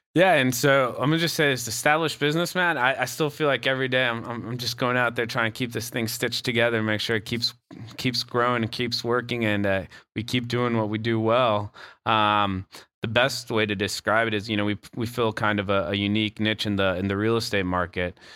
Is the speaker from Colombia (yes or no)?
yes; Bogotá, Colombia; also born or lived in Canada; now in Asheville, United States; I grew up in Bogota, Colombia